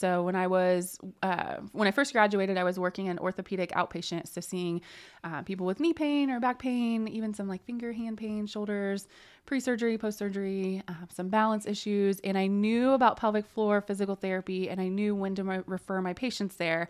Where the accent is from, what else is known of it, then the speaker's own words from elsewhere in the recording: Indiana, United States; now in Muncie, United States; So I grew up in Jay County and then went to undergrad and grad school at University of Evansville.